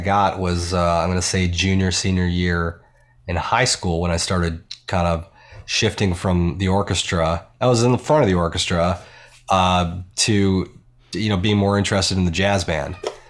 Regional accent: Buffalo, New York, United States; Like, upstate New York.

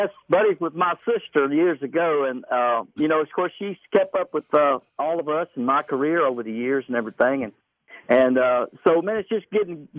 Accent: Virginia, United States; moved away; We grew up in a good time up there, and boy, we just had a ball growing up there in Virginia.

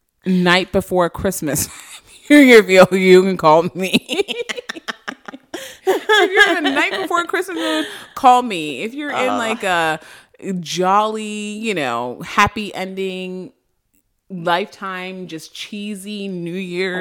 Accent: Boston, Massachusetts, United States; I'm from Boston.

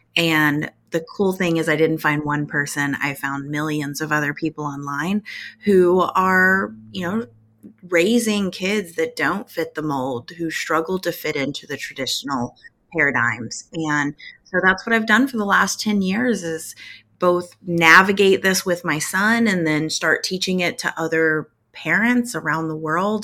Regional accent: Tornado Alley, United States; I grew up in Tornado Alley

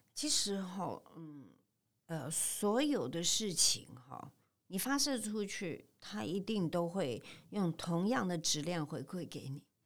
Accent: Taipei, Taiwan; moved away as an adult; now in Tainan, Taiwan; 我在台北出生嗯。长大嗯。六十多年

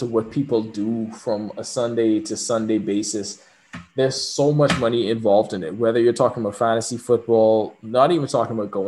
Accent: Bahamas; moved away; also born or lived in Kentucky; I was from the Bahamas

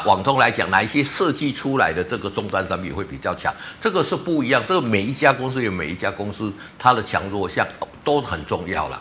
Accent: Taiwan; 我们台湾

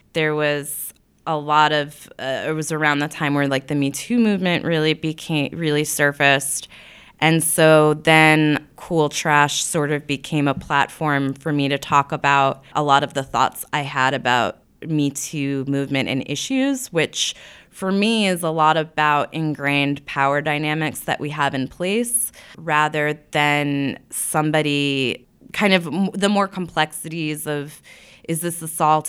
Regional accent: Long Island, Nassau County, New York, United States; also born or lived in Brooklyn, New York; now in Williamsburg, Brooklyn, United States; I grew up on Long Island

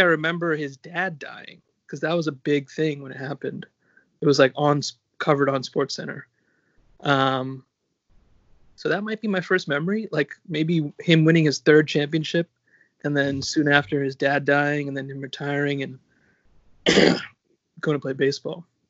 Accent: New York, United States; I'm from New York. I'm a Knicks fan

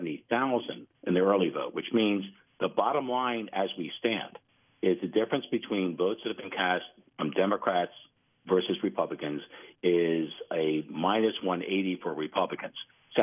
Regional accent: Florida, United States; Let me take us further south to my home state of Florida.

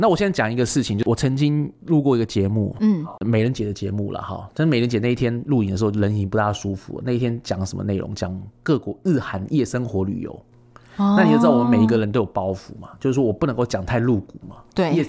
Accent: Taiwan; 就像我们台湾人很喜欢日本嘛，

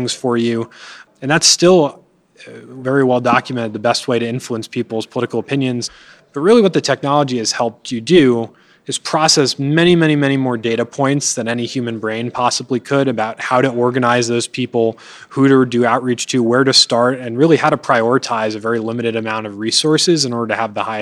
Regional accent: Connecticut, United States; I grew up in Connecticut

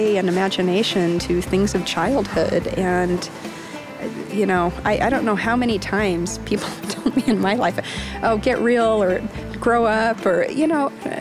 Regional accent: Salt Lake City, Utah, United States; I'm from Salt Lake City

